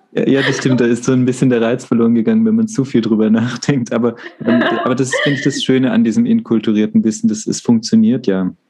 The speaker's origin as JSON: {"language": "German", "region": "Baden-Württemberg", "country": "Germany", "moved": "yes", "lives_now": "Freiburg, Germany", "said": "ich komme ja aus Württemberg ursprünglich"}